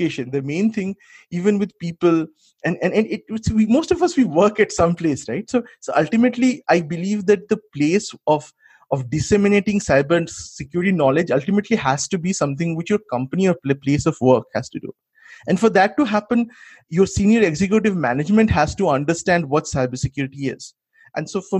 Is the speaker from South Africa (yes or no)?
no; India; now in United States; as an Indian